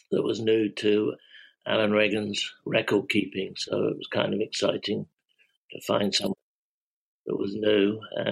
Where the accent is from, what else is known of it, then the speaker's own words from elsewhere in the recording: England, United Kingdom; now in Philadelphia, United States; I'm English